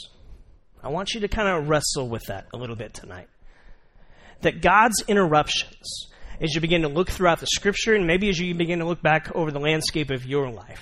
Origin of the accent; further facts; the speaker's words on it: Tucson, Arizona, United States; I'm from Tucson